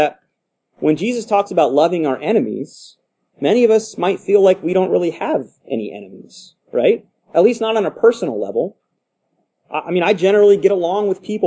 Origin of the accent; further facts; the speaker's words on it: United States; Just by virtue of being American, living where we